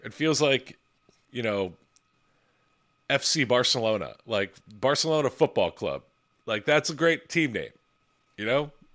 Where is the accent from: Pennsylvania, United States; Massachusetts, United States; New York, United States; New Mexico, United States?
Pennsylvania, United States; Philadelphia; my hometown team, the Philadelphia Eagles